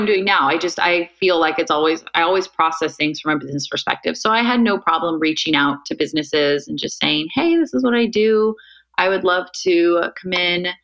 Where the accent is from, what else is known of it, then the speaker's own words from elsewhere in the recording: Bay Area, Northern California, United States; also born or lived in Irvine, California / San Francisco; My family moved up to Northern California, right here in the Bay Area, which is where I grew up for the most part